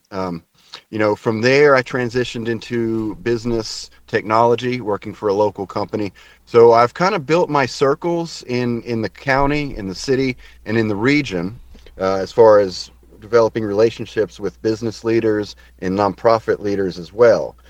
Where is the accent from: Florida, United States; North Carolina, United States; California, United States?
North Carolina, United States; Salisbury; also born or lived in Staten Island, New York; now in Asheville, United States; I claim as being from the Piedmont area of North Carolina. a great town called Salisbury uh, is where I where I grew up